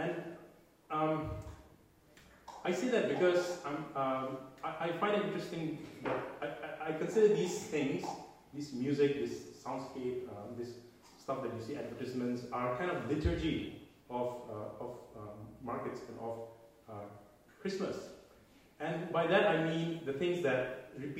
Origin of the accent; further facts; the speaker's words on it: India; moved away; I'm from India